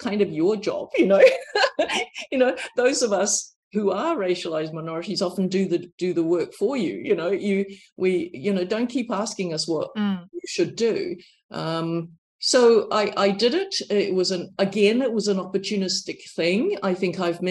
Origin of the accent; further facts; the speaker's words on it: New Zealand; accent: New Zealand; moved away; I said, I'm from New Zealand. You know, my accent is very New Zealand